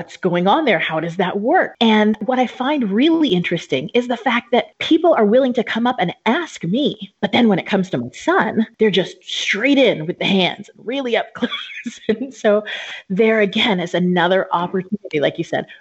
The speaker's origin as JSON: {"language": "English", "region": "Southern California", "country": "United States", "tie": "born or raised there", "also_born_or_lived": "Japan", "moved": "as an adult", "lives_now": "Albania", "said": "I grew up in Southern California"}